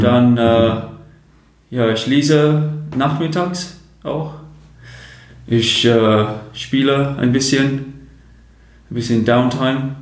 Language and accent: German; Chatham, South East England, United Kingdom; German is a second language; moved away as an adult; now in Germany; die Stadt heißt ähm, Chatham